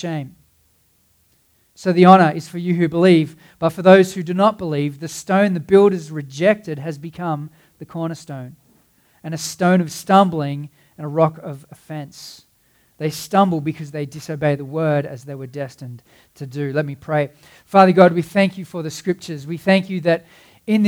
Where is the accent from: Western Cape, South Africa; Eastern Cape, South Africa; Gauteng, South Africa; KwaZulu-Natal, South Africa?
Western Cape, South Africa; Cape Town; I grew up in Cape Town